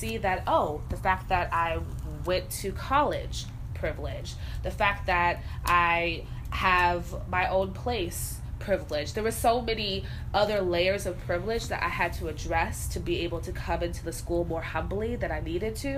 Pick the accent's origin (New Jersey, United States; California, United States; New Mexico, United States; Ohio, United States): California, United States; now in Chicago, United States; I'm from California, there was a time in my life when I was a child where I lived in Chicago, south side, because of my family